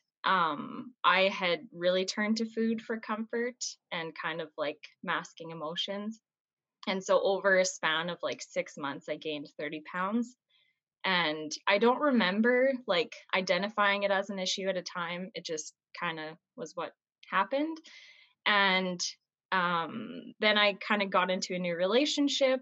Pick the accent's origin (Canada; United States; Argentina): Canada; Martinsville, Saskatchewan; I'm from Martinsville, Saskatchewan in Canada.